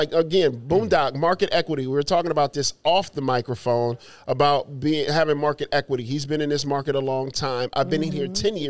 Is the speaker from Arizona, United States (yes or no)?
yes; Phoenix, Arizona, United States; when I came from Phoenix, not knowing this city, not knowing who I, you know, what I was going to do or what was going to happen.